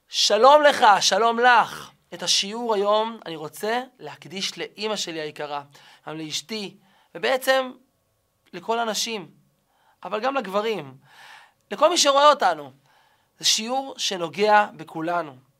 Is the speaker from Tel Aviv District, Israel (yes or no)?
no; Kiryat Malakhi, Southern District, Israel; גדלתי בשכונה קטנה, שכונה קסומה, נחלת הר חב"ד, בקריית מלאכי